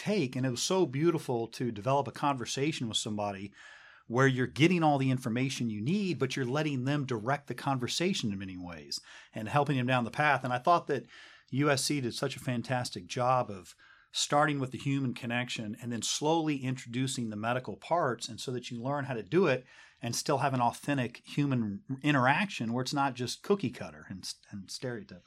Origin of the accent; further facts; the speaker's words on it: South Pasadena, California, United States; also born or lived in Honolulu, Hawaii / Nashville, Tennessee; I grew up in South Pass and went to high school there